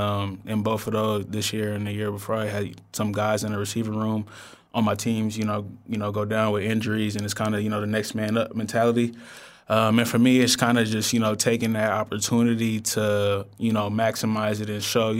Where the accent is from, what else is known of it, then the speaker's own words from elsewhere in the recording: California, United States; growing up in the Bay, I've been, you know, being able to witness it for a while.